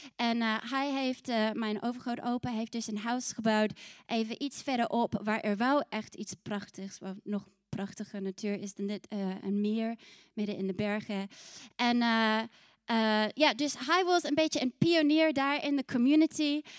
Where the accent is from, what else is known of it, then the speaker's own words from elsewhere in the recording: New Zealand; also born or lived in Scotland (ancestry); now in Netherlands; ik kom uit Nieuw-Zeeland